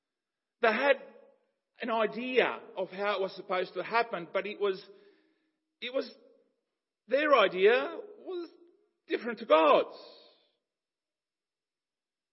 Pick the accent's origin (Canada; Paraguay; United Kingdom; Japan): Paraguay; moved away; growing up in Paraguay and going back to my childhood and all of that, this cross-cultural upbringing between Paraguayan and Ukrainian